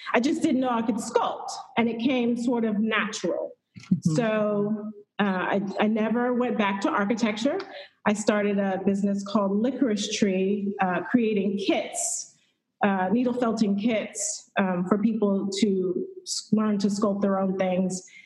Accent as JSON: {"language": "English", "town": "Houston", "region": "Texas", "country": "United States", "also_born_or_lived": "Northern Virginia", "moved": "as an adult", "said": "I'm originally from Houston, Texas"}